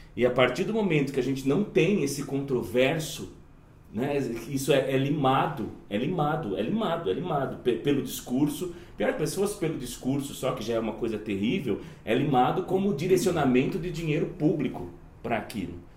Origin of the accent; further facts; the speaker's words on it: Jundiaí, São Paulo, Brazil; numa instituição, uma comunidade de Jundiaí, que é, a, que é a cidade de onde eu vim